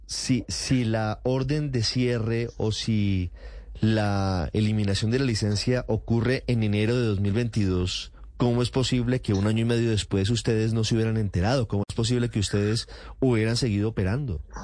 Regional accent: Colombia; now in Murcia, Spain; todos somos latinos, colombianos

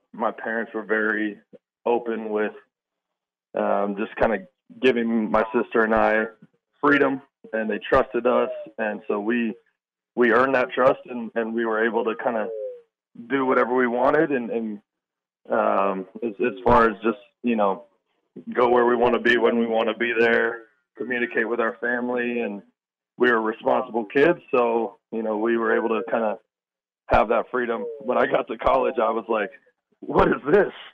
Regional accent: Mesa, Arizona, United States; moved away as an adult; I grew up in Mesa, Arizona

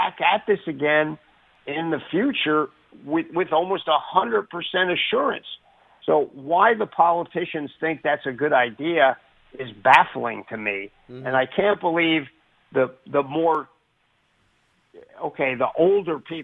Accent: United States; as an American military person

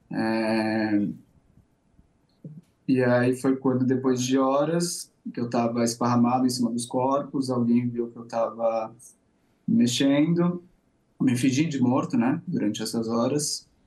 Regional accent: Brazil; moved away as an adult; now in Tel Aviv, Israel; eu que sou brasileiro

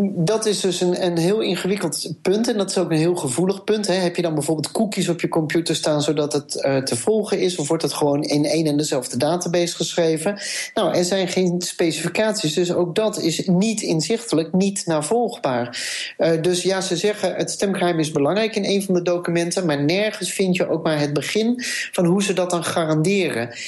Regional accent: Amsterdam, North Holland, Netherlands; als Amsterdammer

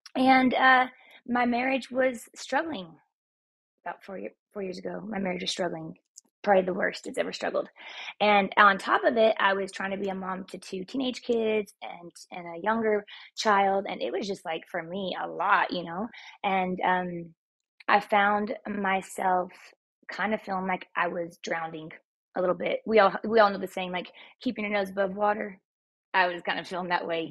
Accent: Texas, United States; now in Utah, United States; I'm Texan, and uh, I, my roots are still down there.

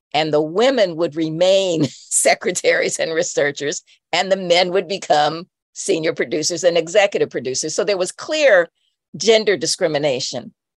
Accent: Indianapolis, Indiana, United States; also born or lived in Chicago, Illinois; I grew up in Indianapolis uh, in a suburb that was Black and that was right outside of the city

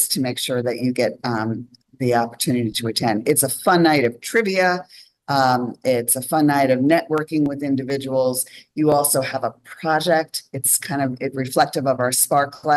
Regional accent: New York, United States; also born or lived in Los Angeles; now in Holland, United States; I am from New York originally. I lived in Los Angeles.

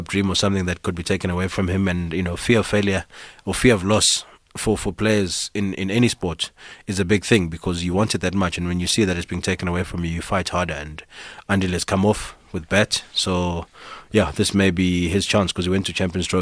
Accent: South Africa; I'm a South African

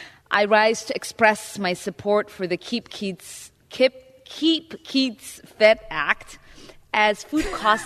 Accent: Minnesota, United States; In my home state of Minnesota, 1 in 9 children are food insecure.

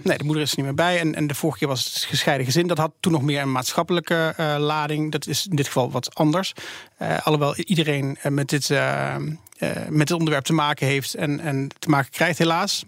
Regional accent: Netherlands; als Nederlanders

